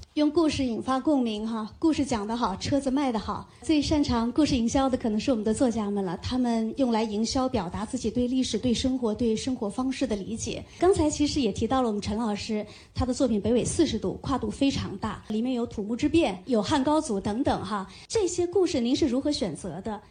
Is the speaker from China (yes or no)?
yes; Hunan, China; 我是湖南人，我爸妈呢，他们是中南空野学院毕业的学生，他们以前是在岳麓山下，呃，读着俄语念完自己的大学的